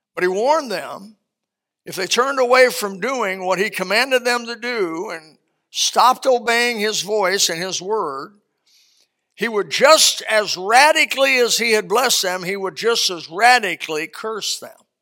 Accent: Elkhart, Indiana, United States; My hometown, Elkhart, Indiana

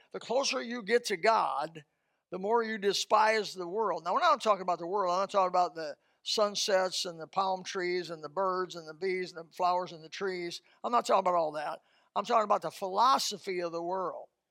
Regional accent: Indiana, United States; moved away; Indiana, my home state

